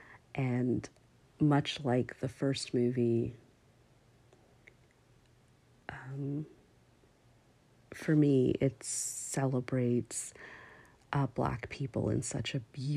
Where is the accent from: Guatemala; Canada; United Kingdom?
Canada; I'm from Canada